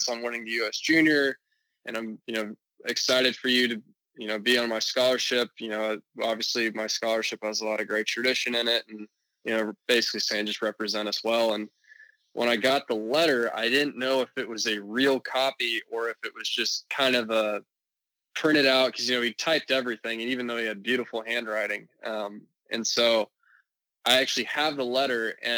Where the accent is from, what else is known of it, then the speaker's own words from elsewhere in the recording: Dallas, Texas, United States; also born or lived in San Francisco, California / Plano, Texas; I'm originally from San Francisco, then moved to Dallas when I was 9